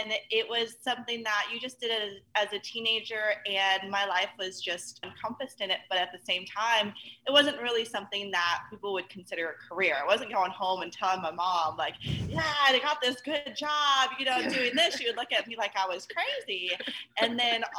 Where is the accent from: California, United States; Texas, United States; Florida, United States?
California, United States; Northern; also born or lived in Sacramento; I grew up in Northern California